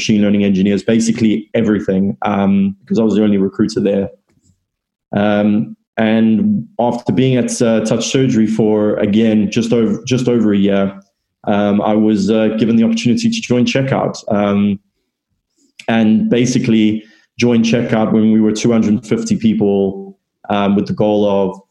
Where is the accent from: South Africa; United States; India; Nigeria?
South Africa; moved away as an adult; now in London, United Kingdom; I'm originally from South Africa, and I moved over to London roughly 4 years ago.